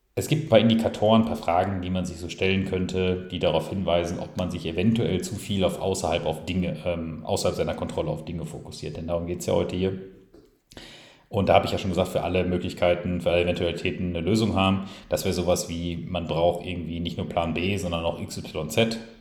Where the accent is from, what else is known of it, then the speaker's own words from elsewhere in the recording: Ruhrpott, North Rhine-Westphalia, Germany; wir sagen auch hier im Ruppert, wo ich, also hier im Ruppert, äh, auch wenn ich da jetzt aktuell nicht bin, aber wo ich herkomme, dann sage ich immer hier im Ruppert